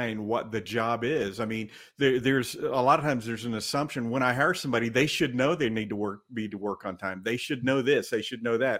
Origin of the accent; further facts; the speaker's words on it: California, United States; born and raised in California